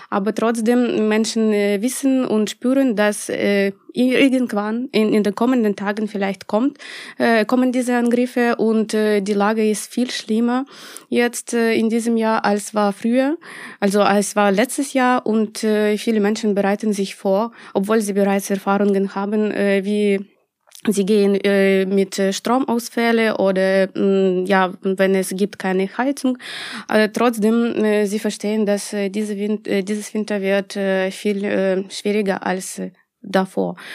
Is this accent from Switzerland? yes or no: no; Ukraine; Ja, ich bin auch